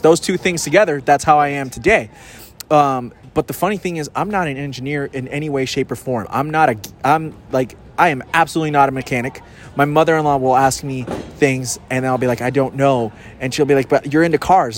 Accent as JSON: {"language": "English", "country": "Puerto Rico", "moved": "yes", "said": "I'm from Puerto Rico. My my, my peeps got hit by Fiona"}